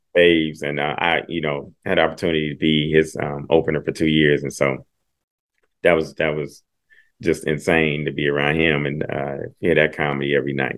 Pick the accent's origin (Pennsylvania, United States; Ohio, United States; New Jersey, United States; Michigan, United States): Ohio, United States; Dayton; I'm from Dayton, Ohio